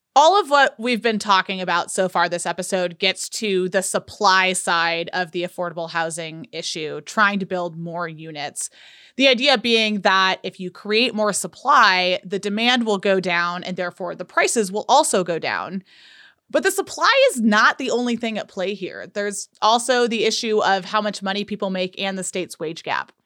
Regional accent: California, United States; now in Utah, United States; I am from California

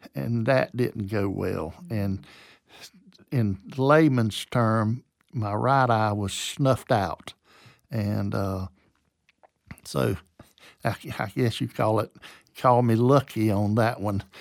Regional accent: Waycross, Georgia, United States; also born or lived in Lower Alabama / Beaufort, South Carolina; now in Valdosta, United States; my dad died when I was four, and my mom had a nervous breakdown, and so we moved to Waycross, Georgia

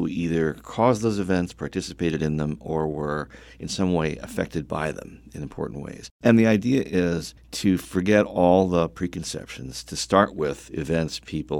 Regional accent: Delaware, United States; born there; also born or lived in Chicago / Vermont; now in North Carolina, United States; Yes, I'm a North Carolinian in the way I was a Chicagoan, the way I was a Vermonter for a short time, and a Delawarean by birth.

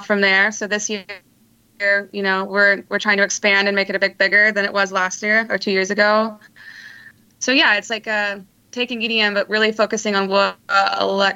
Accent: Little Rock, Arkansas, United States; moved away as an adult; now in Northwest Arkansas, United States; I've been an Arkansas native for a long time, since I was born. and I'm from Little Rock

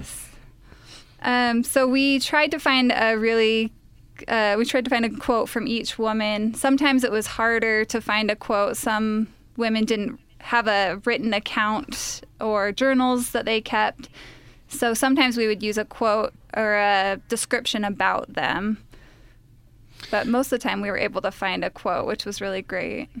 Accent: Utah, United States; I'm actually the only Utah of the three of us.

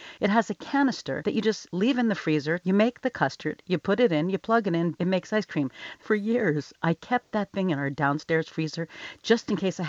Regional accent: Philadelphia, Pennsylvania, United States; when I was growing up in Philadelphia

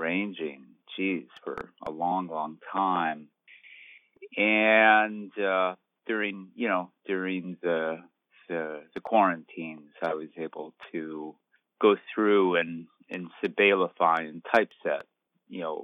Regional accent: Dearborn, Michigan, United States; moved away; I am originally from the Detroit area, and on a, now it's like almost 2 years ago, I was visiting home in Dearborn

